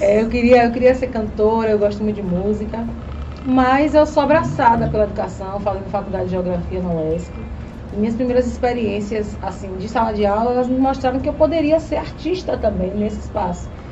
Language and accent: Portuguese; Laje do Banco, Elísio Medrado, Bahia, Brazil; now in Itabuna, Brazil; eu sou de Laje do Banco, um distrito que pertence ao Elino Leal